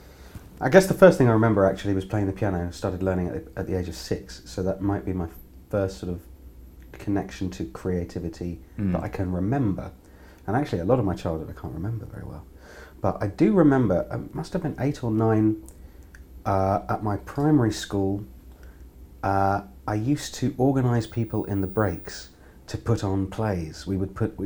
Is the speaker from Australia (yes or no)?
no; London, United Kingdom; also born or lived in Birmingham; I grew up in North London, actually in Willesden.